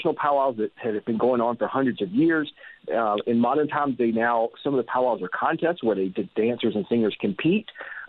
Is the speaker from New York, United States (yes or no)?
no; South Carolina, United States; I'm from the South in South Carolina, and down here, every town has its own festival